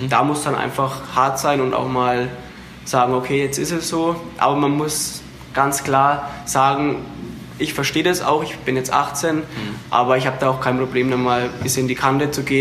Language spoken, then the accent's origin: German; Ebersbach, Bavaria, Germany; ich bin, sag ich mal, Hetzler, ich komme aus Ebersbach, aber mhm. Hetzler war, ist praktisch mein Dorfverein.